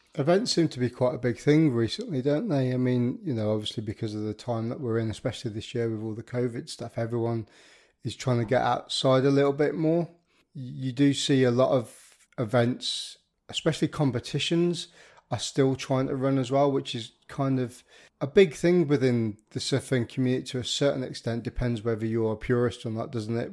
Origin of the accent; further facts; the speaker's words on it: the Midlands, England, United Kingdom; I'm a Midlander myself